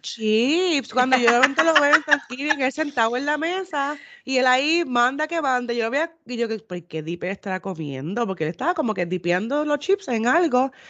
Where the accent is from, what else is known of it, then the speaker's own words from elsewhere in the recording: Puerto Rico; moved away; cuando me fui de Puerto Rico